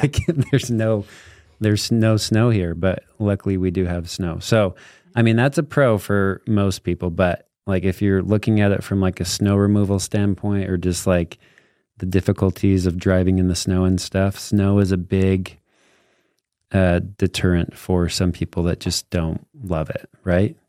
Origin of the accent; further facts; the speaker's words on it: Morgan Valley, Utah, United States; I grew up in Morgan Valley